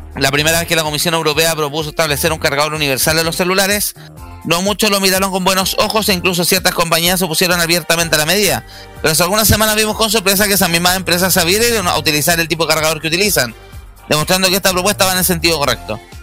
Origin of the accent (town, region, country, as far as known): Chile